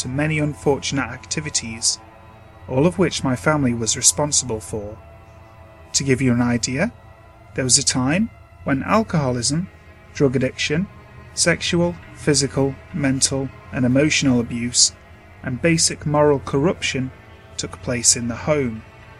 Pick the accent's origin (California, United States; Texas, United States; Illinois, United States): California, United States; The house I grew up in was in the Central Valley of California, and I believed it to be haunted.